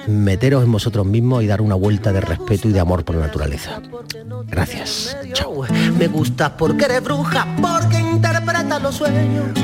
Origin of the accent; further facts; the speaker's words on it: Andalusia, Spain; mi tierra Andalucía